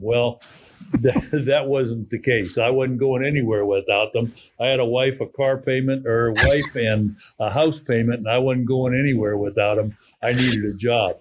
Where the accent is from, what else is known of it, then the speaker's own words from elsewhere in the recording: Youngstown, Ohio, United States; I was born and raised in Youngstown, Ohio